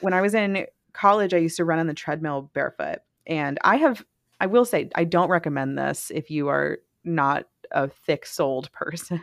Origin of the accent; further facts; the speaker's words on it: Mississippi, United States; I am from Mississippi